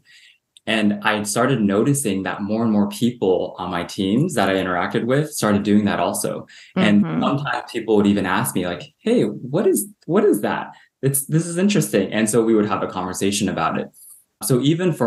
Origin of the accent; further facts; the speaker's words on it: Southern California, United States; also born or lived in Hong Kong; I grew up in Southern California in a very suburban